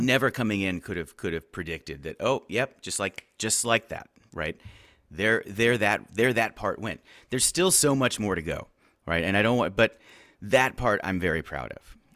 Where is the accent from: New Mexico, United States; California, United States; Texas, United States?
Texas, United States; Houston; I, uh, am from Houston. I grew up in the, the Montrose, um, neighborhood.